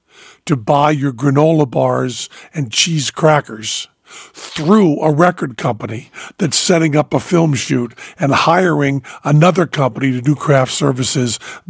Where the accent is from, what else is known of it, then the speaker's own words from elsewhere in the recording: Massachusetts, United States; I'm from Massachusetts